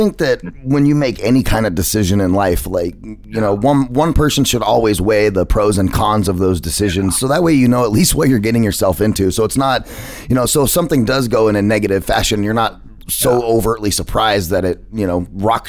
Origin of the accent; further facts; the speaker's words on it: United States; There's one thing I do know, Kevin. I'm American.